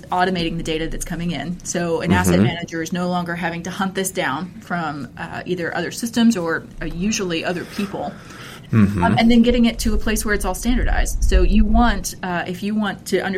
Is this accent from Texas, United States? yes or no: yes; Texas, United States; I grew up here in Texas